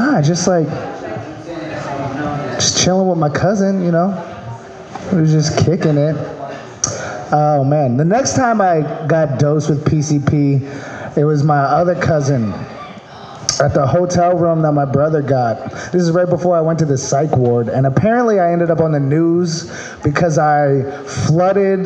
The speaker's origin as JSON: {"language": "English", "region": "Maryland", "country": "United States", "moved": "yes", "lives_now": "California, United States", "said": "I'm from Maryland."}